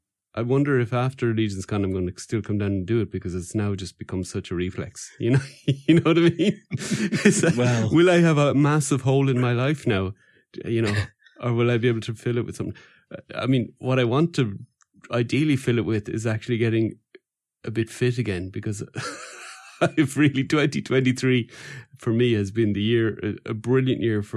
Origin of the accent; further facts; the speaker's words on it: Wales, United Kingdom; You know, I said, I'm from Wales.